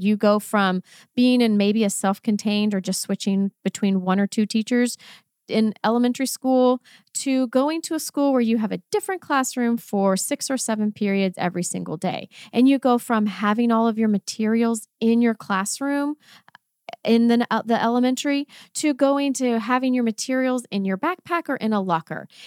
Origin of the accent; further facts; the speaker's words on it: Texas, United States; accent: Texan; first language English; a Texan, Texan accent